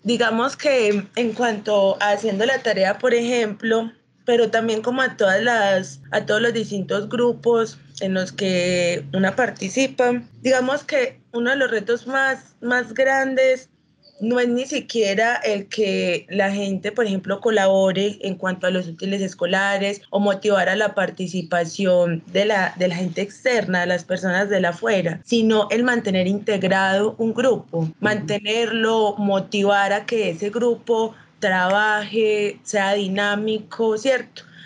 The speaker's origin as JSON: {"language": "Spanish", "town": "Entrerríos", "region": "Antioquia", "country": "Colombia", "tie": "born or raised there", "said": "oriunda del municipio de Entre Ríos, Entre Ríos, Antioquia, al norte del departamento"}